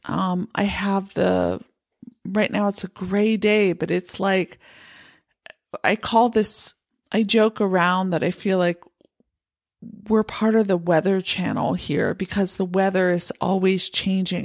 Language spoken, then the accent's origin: English; Pennsylvania, United States; moved away as an adult; also born or lived in San Francisco Bay Area, California; now in Montana, United States; I grew up in Pennsylvania